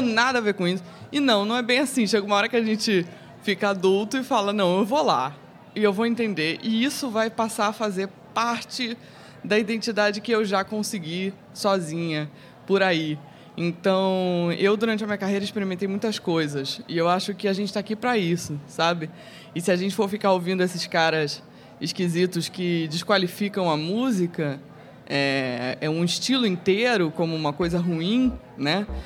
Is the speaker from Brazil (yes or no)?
yes; Rio de Janeiro, Brazil; Eu cresci na Zona Sul Carioca